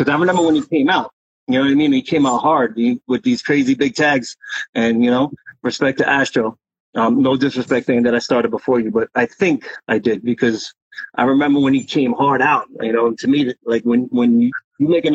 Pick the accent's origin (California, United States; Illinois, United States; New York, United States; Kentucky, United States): New York, United States; New York City; we're both Queens, we're both from Forest Hills.